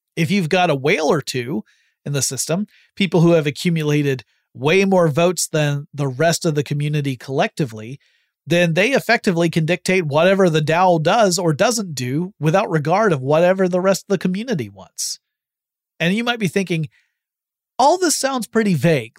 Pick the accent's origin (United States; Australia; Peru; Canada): United States; I'm an American citizen